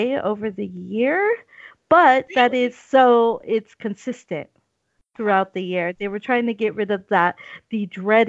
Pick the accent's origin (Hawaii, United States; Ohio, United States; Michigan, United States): Hawaii, United States; I'm the friend from Hawaii